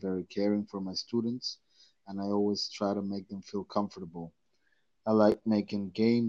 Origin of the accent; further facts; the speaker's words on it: Peru; also born or lived in Texas; I was born in Peru. Then I moved to Texas when I was 8 months old. That's where I learned English.